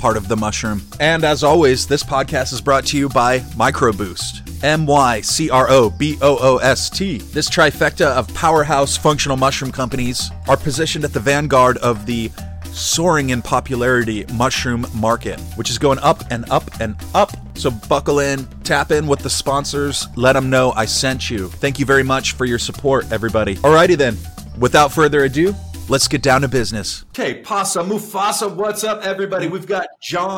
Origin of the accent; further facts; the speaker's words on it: San Diego, California, United States; moved away; San Diego, California, my hometown.